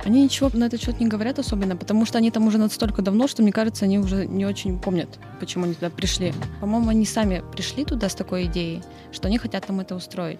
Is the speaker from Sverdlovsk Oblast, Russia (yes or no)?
yes; Yekaterinburg, Sverdlovsk Oblast, Russia; я выросла на Уралмаше, мы часто были на Белой башне